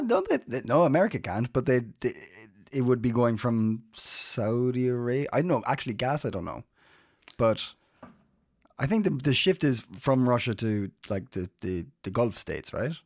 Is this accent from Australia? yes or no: no; Ireland; now in Denmark; I'm Irish